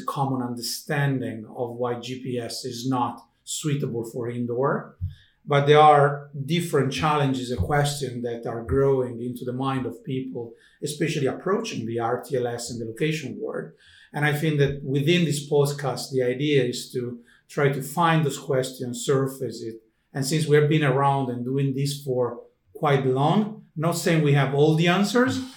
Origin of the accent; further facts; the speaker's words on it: Italy; moved away as an adult; now in Finland; an Italian living in Finland